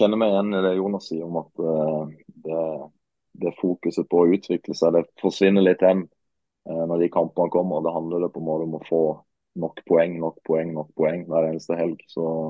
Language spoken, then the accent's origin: Norwegian; Marnardal, Agder, Norway; also born or lived in Sandnes; now in Ålesund, Norway; Julaften den tilbringes hjemme i Marnardal sammen med, med, mor og far